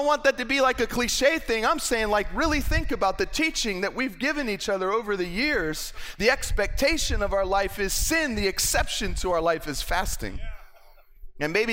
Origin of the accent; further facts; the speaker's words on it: West Palm Beach, Florida, United States; moved away as an adult; I grew up in South Florida. I'm from West Palm Beach, Florida. I lived there for the first 20 years of my life.